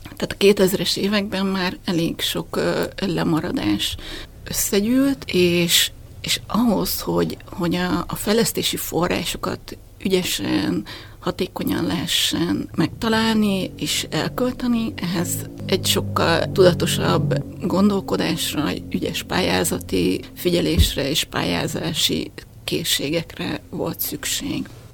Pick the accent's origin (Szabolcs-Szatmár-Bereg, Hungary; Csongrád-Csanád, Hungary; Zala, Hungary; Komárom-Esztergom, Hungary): Csongrád-Csanád, Hungary; Makó; moved away as an adult; also born or lived in Békéscsaba; now in Budapest, Hungary; Én vidéken nőttem föl, és Makon éltünk a szüleimmel.